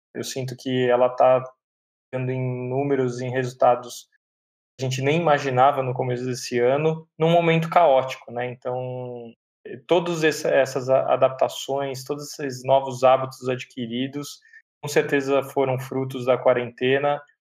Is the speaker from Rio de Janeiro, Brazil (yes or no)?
no; São Paulo, Brazil; eu sou de São Paulo, nascido no bairro do Tatuapé, meus pais até então, até hoje moram lá